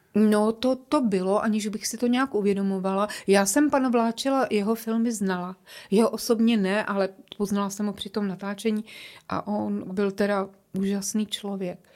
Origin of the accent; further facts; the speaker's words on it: Prague, Czechia; accent: Prague; moved away as an adult; now in Ostrava, Czech Republic; cítím se stále jako Češka, trošku je křtěná Vltavou, Pražačka, tak trošku tak mluvím, že?